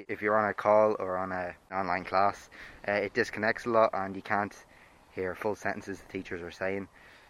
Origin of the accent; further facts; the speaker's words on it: Cavan, Ulster, Ireland; I'm 17 years old and I'm from Cavan, and I'm doing the Leaving Cert this year.